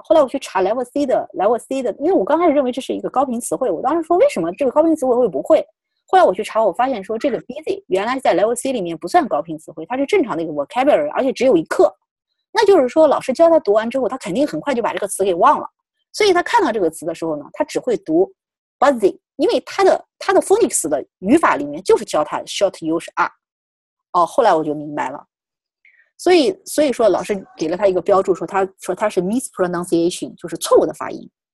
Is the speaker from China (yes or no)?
yes; China; 我们本身还是中国人